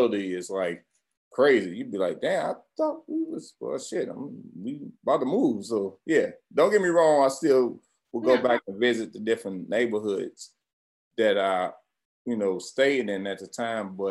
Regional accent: St. Louis, Missouri, United States; growing up in St. Louis, we moved like every damn year

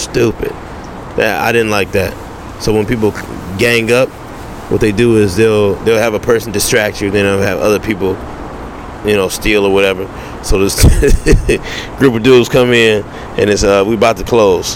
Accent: Detroit, Michigan, United States; now in Los Angeles, United States; I'm from Detroit, Michigan

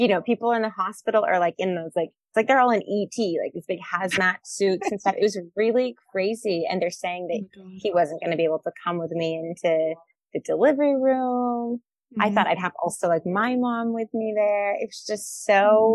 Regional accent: California, United States; moved away as an adult; also born or lived in Spain / El Salvador; now in Siargao, Philippines; I'm from California

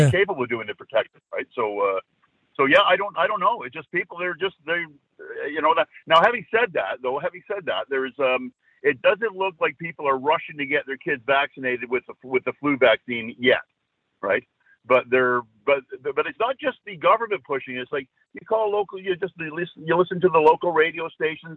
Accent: Scotland, United Kingdom; now in Vancouver, Canada; And I'm Scottish by birth

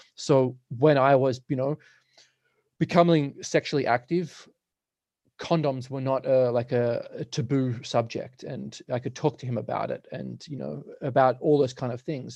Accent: Australia; now in Nelson, Canada; I'm from Australia, so all my family's there.

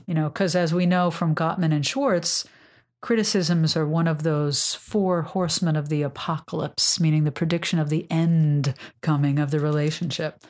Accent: New York, United States; I'm a New Yorker

